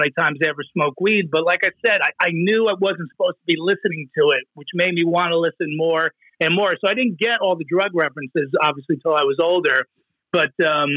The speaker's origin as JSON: {"language": "English", "region": "New Jersey", "country": "United States", "tie": "born or raised there", "said": "I grew up in Jersey"}